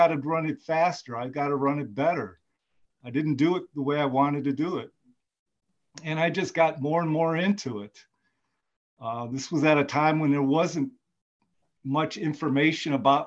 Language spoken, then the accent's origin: English; Michigan, United States; moved away as an adult; now in Georgia, United States; I grew up in Michigan